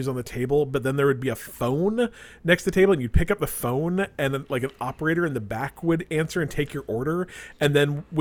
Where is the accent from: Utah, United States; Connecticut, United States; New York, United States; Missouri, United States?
Utah, United States; Colby and I grew up in Utah